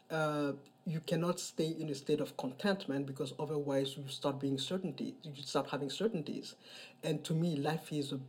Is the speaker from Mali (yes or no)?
yes; Mali; moved away as an adult; now in New York City, United States; I am originally from Mali. I am 57 years old. Uh, I've been living in New York City for the past 25 years.